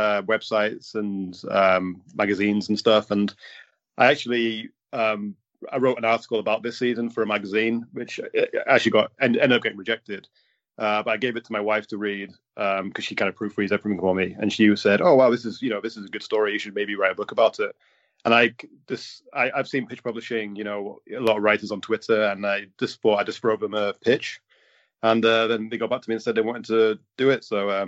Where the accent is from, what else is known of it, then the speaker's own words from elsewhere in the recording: just outside Middlesbrough, North East England, United Kingdom; I grew up in just outside Middlesbrough.